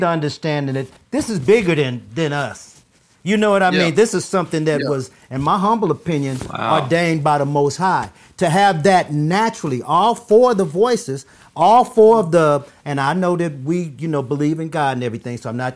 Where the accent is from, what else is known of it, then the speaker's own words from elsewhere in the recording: Los Angeles, California, United States; also born or lived in Japan; when we first came here, that's where we moved.